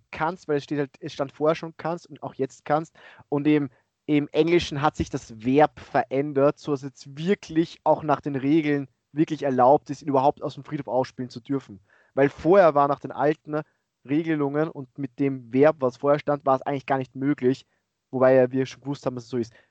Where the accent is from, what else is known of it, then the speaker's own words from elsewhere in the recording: Austria; Bei uns in Österreich ist man mit 18 volljährig komplett.